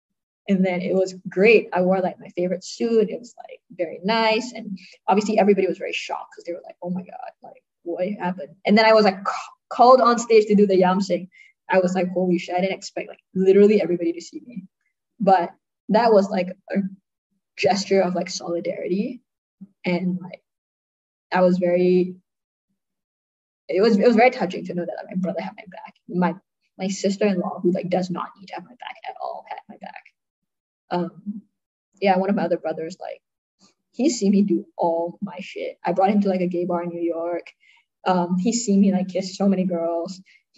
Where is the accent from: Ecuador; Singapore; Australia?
Singapore; accent: American; if I talk in my like American accent, right, like nobody can tell I'm Singaporean.